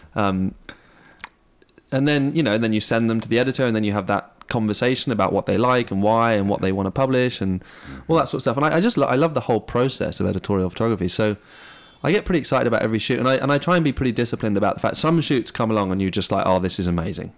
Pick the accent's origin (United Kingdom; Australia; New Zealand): United Kingdom; England; moved away; I grew up in England